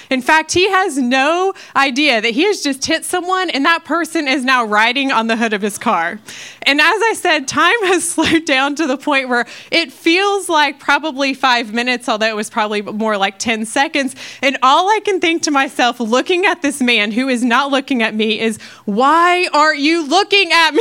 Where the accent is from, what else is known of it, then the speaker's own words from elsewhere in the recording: Ohio, United States; moved away as an adult; now in Texas, United States; I'm from Ohio. Um, I've lived there um, most of my life until I moved to Texas